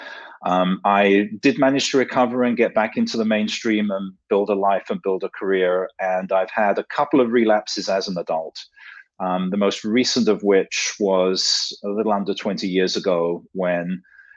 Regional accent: London, United Kingdom; moved away as an adult; also born or lived in New York; now in Silicon Valley, United States; the accent is not from Silicon Valley. I grew up in London, England

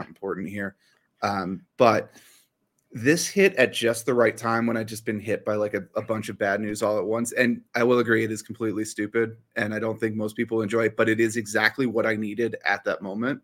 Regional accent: near the Smithsonian, District of Columbia, United States; I grew up near the Smithsonian.

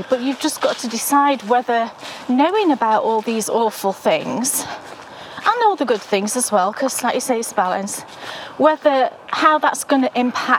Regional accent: United Kingdom; I'm British.

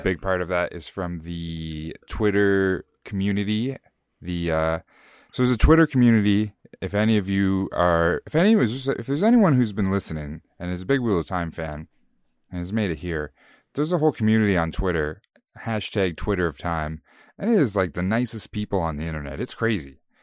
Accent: Canada; we're Canadian

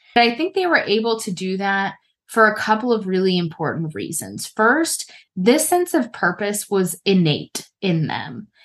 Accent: United States; as we say in America

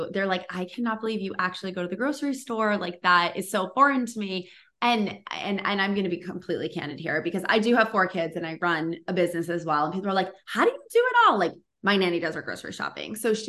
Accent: Boston, Massachusetts, United States; So I grew up in Boston and we had Market Basket.

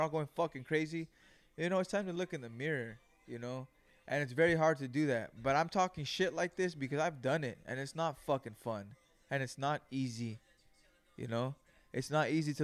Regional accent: Greenfield, California, United States; I was raised in Greenfield, California

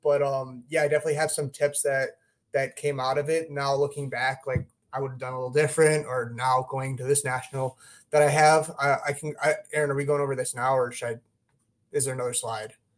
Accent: Glenview, Illinois, United States; I live in, uh, my hometown is, uh, Glenview. So, it's, it's a suburb of Chicago

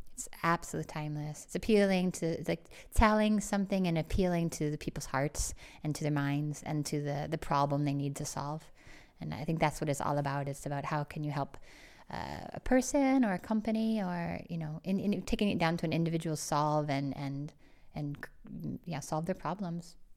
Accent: St. Louis, Missouri, United States; moved away as an adult; also born or lived in Illinois; I grew up in Saint Louis, Missouri

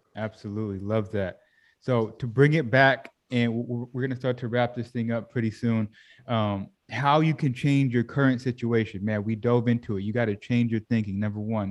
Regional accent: Sacramento, California, United States; moved away as an adult; I grew up in Sacramento, California

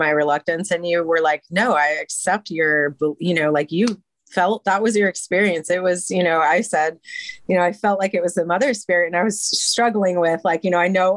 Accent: United States; I'm an American

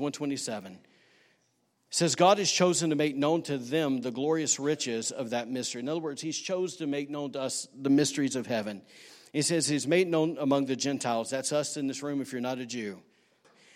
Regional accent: Alabama, United States; now in Rockport, United States; I'm from Alabama.

